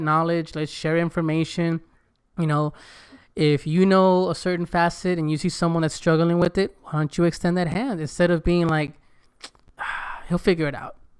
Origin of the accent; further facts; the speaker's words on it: United States; first language Spanish; English is a second language; I better speak English perfect 'cause I was born here. I better speak Spanish perfect because my mom and dad spoke it. That was my first language